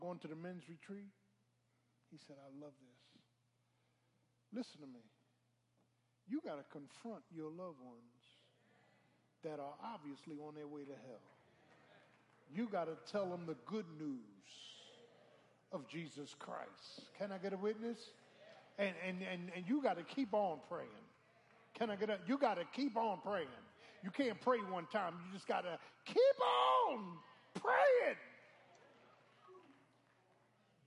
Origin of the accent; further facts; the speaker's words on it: Philadelphia, Pennsylvania, United States; I'm from Philly. South Philly